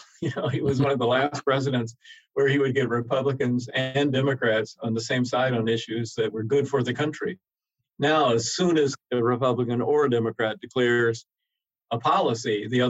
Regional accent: Georgia, United States; moved away; He was from my home state of Georgia, and I knew the environment he grew up

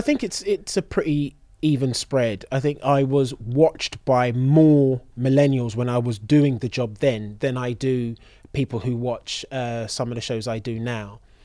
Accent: London, United Kingdom; born and raised in London

